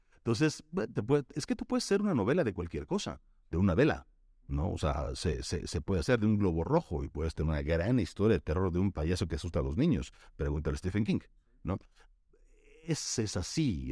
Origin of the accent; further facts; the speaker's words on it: Mexico; somos como mexicanos